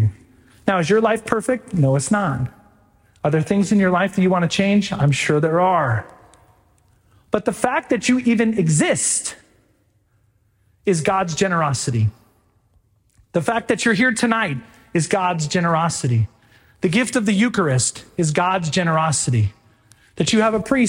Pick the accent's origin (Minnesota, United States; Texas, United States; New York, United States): Texas, United States; right outside of Houston; now in Stillwater, United States; I grew up right outside of Houston, Texas.